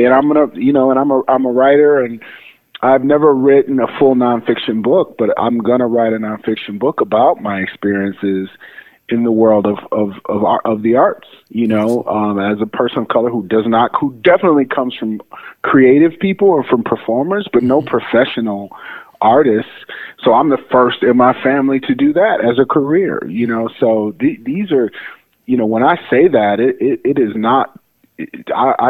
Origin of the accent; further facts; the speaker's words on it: Detroit, Michigan, United States; moved away as an adult; also born or lived in Rochester Hills, Michigan / Chicago, Illinois; I spent my childhood in and around the city of Detroit. I was born in Detroit, Michigan